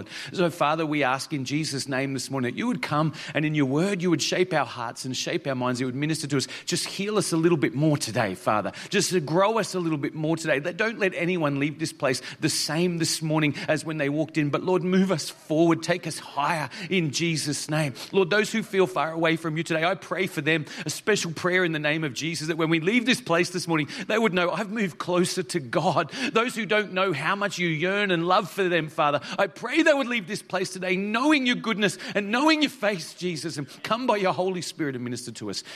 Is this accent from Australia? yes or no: yes; Toowoomba, Queensland, Australia; moved away; also born or lived in Mount Isa; I was actually born in Toowoomba. So, uh, so this is really my hometown.